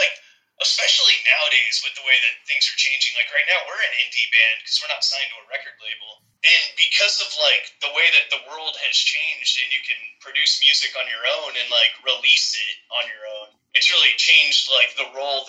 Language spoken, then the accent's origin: English; Dallas, Texas, United States; moved away as an adult; also born or lived in California